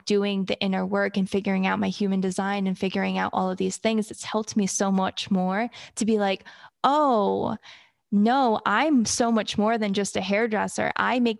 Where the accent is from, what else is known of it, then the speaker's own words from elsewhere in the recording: Massachusetts, United States; now in Miami, United States; I am originally from Massachusetts, but I now reside in Miami, Florida.